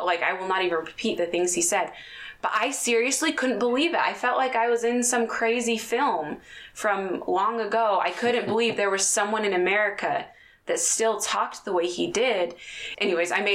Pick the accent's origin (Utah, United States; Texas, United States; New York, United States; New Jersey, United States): Utah, United States; growing up in Utah